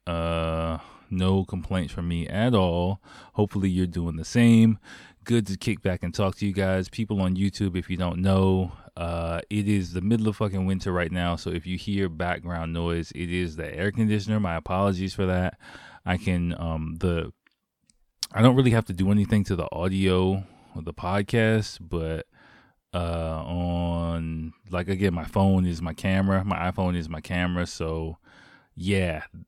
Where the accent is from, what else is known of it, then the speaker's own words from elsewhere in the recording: United States; moved away; my home country